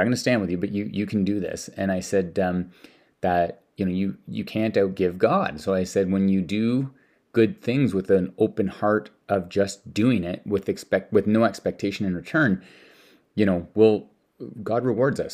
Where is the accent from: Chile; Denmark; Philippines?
Denmark; now in Canada; I'm from Denmark